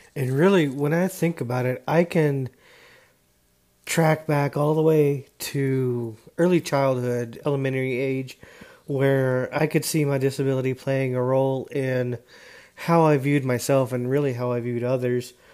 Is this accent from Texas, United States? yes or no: yes; Dallas, Texas, United States; also born or lived in Houston, Texas; I was born in the Houston, Texas area. I now reside in the North Dallas area where I've uh, gone to high school